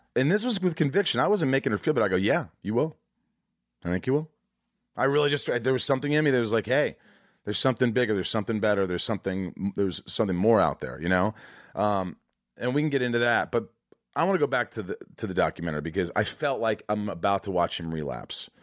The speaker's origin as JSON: {"language": "English", "town": "Evansville", "region": "Indiana", "country": "United States", "tie": "born or raised there", "said": "I'm also from Indiana. I grew up in southern Indiana"}